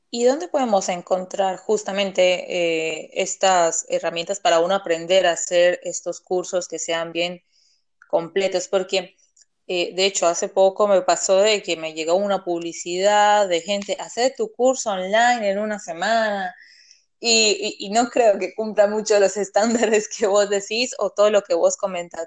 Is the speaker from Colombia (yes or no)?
yes; Colombia; Yo que soy colombiana